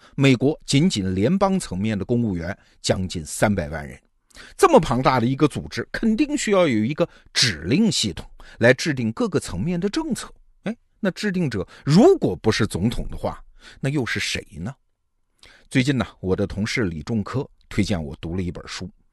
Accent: China; 我们中国人最熟悉的美国智库就是那个兰德公司

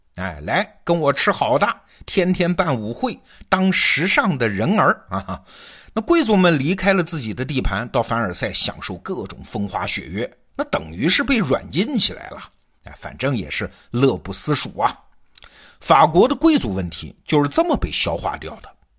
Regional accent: China; 我们中国人

